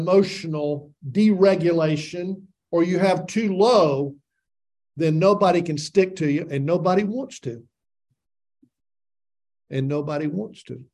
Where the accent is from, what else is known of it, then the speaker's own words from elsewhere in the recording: Tennessee, United States; I grew up in Tennessee saying, I'll learn you